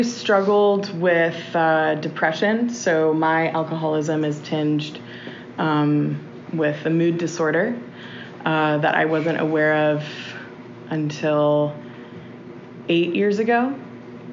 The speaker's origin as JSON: {"language": "English", "town": "Austin", "region": "Texas", "country": "United States", "tie": "born or raised there", "said": "I was born and raised here in Austin"}